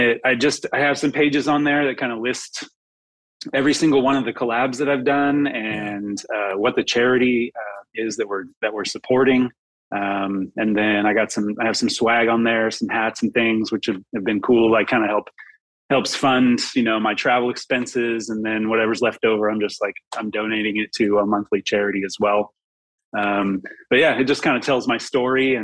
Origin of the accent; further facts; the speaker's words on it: Long Beach, California, United States; also born or lived in Arcata, California; growing up in Long Beach and then going up to Arcata